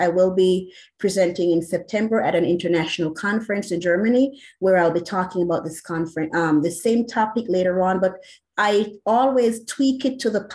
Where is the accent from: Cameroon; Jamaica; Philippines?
Jamaica; accent: Jamaican; moved away as an adult; now in United States; I was born in Jamaica